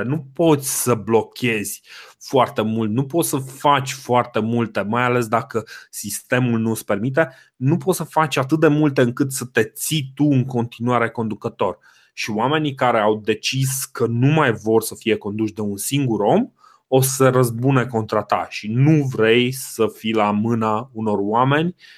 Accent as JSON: {"language": "Romanian", "country": "Romania", "said": "noi ca români"}